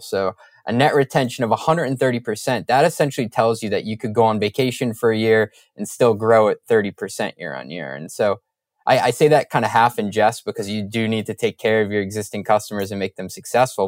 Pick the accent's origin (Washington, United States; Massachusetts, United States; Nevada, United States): Massachusetts, United States; Boston; I'm a Boston area guy